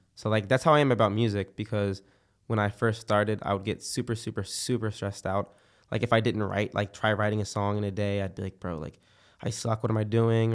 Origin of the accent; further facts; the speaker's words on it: Philadelphia, Pennsylvania, United States; now in Florida, United States; I've been here for, like, ten years now, 'cause I'm from Philadelphia